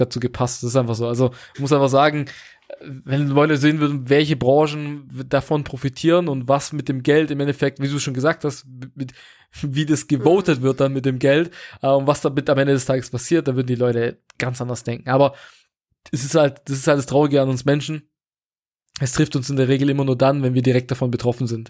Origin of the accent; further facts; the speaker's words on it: Portugal; moved away; Ich komme ursprünglich aus Portugal